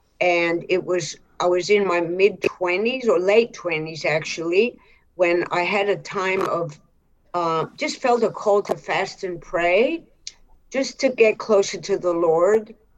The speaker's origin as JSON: {"language": "English", "country": "Australia", "also_born_or_lived": "Cairo, Egypt", "said": "I was born in Cairo, Egypt, but I'm not Egyptian. I'm actually Australian Greek."}